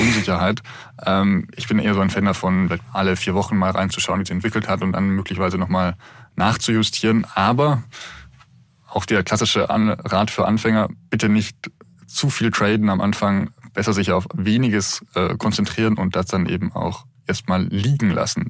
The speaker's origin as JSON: {"language": "German", "town": "Munich", "region": "Bavaria", "country": "Germany", "said": "für mich als Münchner"}